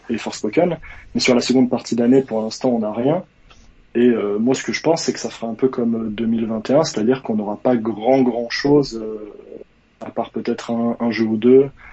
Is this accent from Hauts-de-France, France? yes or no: no; Savoie, Auvergne-Rhône-Alpes, France; je viens euh, de Savoie